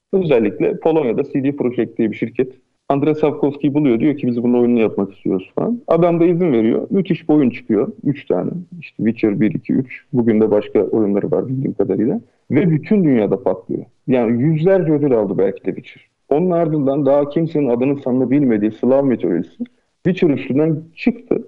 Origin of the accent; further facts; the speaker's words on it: Aydın, Turkey; Ben e, Aydın'da doğup büyüdüm